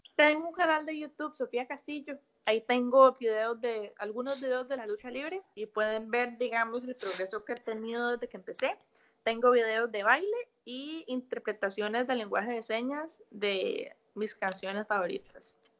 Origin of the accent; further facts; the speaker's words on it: Costa Rica; moved away as an adult; now in United States; por ser criada en una cultura tan bonita